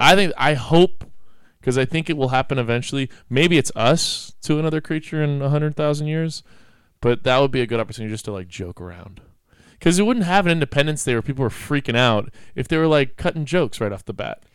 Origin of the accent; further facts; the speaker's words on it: Mendocino, California, United States; growing up in Mendocino